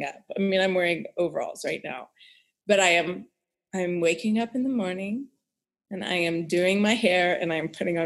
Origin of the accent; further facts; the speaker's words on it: Houston, Texas, United States; I grew up in Texas, in Houston, Texas